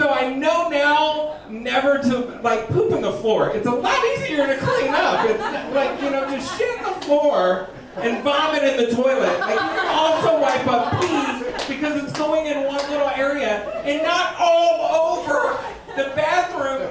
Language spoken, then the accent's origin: English; Texas, United States; moved away as an adult; also born or lived in Los Angeles; now in Wisconsin, United States; I'm from Texas